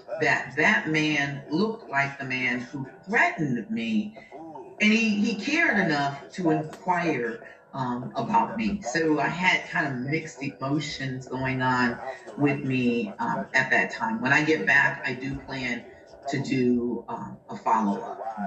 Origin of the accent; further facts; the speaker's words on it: United States; growing up in America